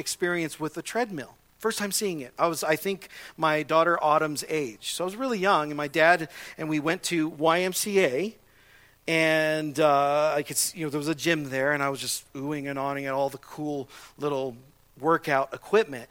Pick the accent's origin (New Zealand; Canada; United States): United States; Southern California; I grew up in Southern California in a normal neighborhood